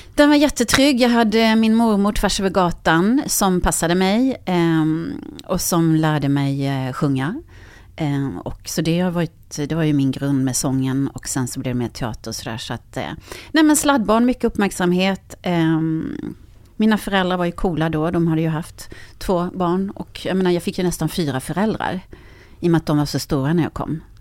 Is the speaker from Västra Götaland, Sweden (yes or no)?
no; Karlskrona, Blekinge, Sweden; moved away; jag är från eh, Karlskrona